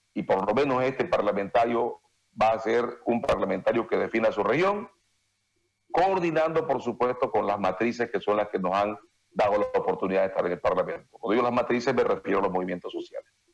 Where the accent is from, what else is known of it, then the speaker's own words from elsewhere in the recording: Santa Cruz, Bolivia; yo soy profundamente querendón de Santa Cruz, aquí nací, aquí me voy a morir